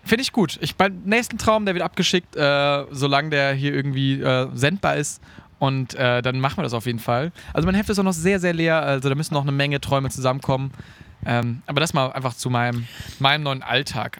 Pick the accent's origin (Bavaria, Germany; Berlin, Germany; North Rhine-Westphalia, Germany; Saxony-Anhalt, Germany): North Rhine-Westphalia, Germany; Münsterland; bei uns zu Hause im Münsterland